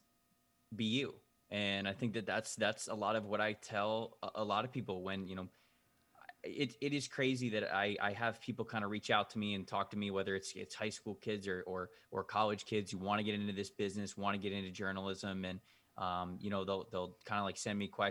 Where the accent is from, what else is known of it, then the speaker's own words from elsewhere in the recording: Bradenton, Florida, United States; I grew up just outside of Anna Maria Island in Bradenton, Florida.